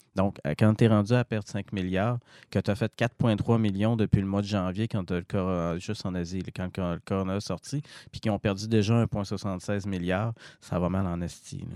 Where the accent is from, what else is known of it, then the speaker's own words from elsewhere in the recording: Jonquière, Quebec, Canada; je suis de Jonquière.